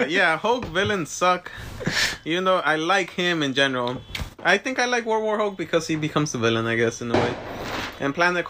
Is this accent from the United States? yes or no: yes; United States; I'm American.